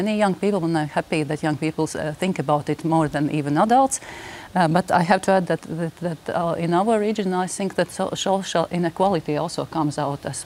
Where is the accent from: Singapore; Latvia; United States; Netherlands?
Latvia; in the region I live, I'm from Latvia